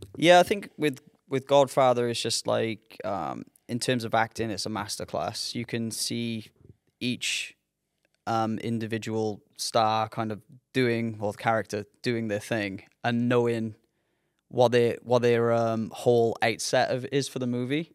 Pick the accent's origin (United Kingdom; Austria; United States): United Kingdom; Newport, Wales; growing up in Newport